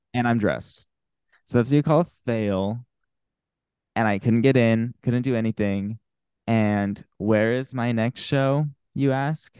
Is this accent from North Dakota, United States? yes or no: no; Salt Lake City, Utah, United States; I'm from Salt Lake City